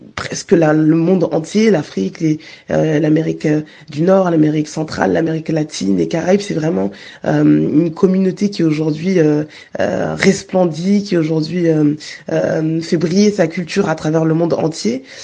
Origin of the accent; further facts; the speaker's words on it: Guadeloupe; je suis Guadeloupéenne